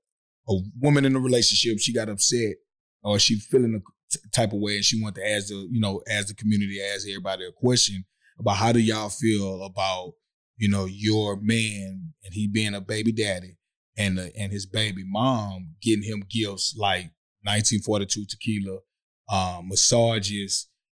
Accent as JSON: {"language": "English", "region": "the South", "country": "United States", "said": "I'm from the South. I say barbecue."}